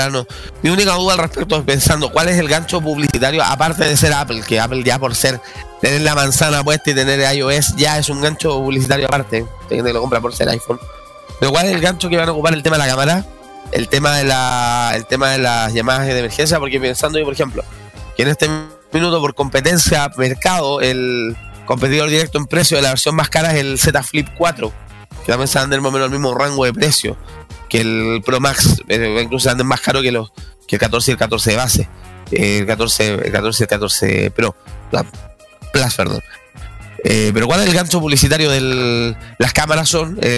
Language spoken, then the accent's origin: Spanish; Chile; Claro, que tú, que nosotros somos chilenos